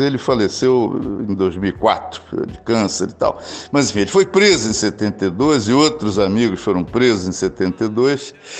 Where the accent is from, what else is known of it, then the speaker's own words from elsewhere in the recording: Rio de Janeiro, Brazil; also born or lived in Cuiabá, Mato Grosso; eu nasci em Cuiabá, Mato Grosso, é, no ano de 1951. Em 1953, meus pais se mudaram aqui para o Rio de Janeiro, onde eu moro, onde eu vivo desde então. Sempre morei aqui no Rio. Me considero quase um carioca.